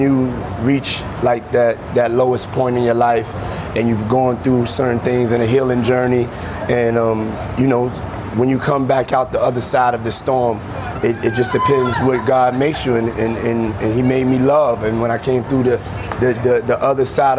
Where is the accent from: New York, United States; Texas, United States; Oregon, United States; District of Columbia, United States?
New York, United States; moved away; come back to New York and open up three schools in my hometown